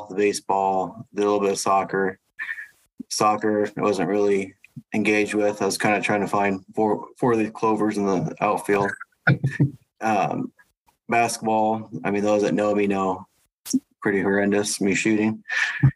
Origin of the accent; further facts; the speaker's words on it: Cedar Rapids, Iowa, United States; Growing up, I was born in Iowa City and we moved when I was like one, then lived in Cedar Rapids pretty much my whole life until my end of my sophomore year in high school